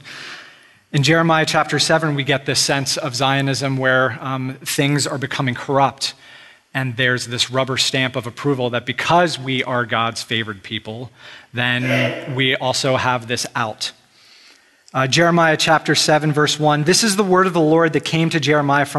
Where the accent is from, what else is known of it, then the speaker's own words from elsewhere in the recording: United States; we're part of the tribe or the group that is Americans. And it's good to be an American. This is where you're born. Most of us did not have a choice as to being an American. We were born in this land